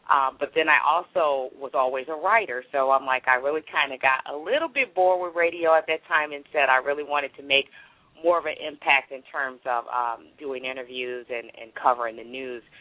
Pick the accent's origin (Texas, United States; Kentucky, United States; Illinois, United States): Illinois, United States; Chicago; moved away as an adult; also born or lived in Charleston, West Virginia; Right, I am from Chicago, um, but I actually ended up starting my career, as I said, in West Virginia. I was married at the time, and we had moved to um, Charleston, West Virginia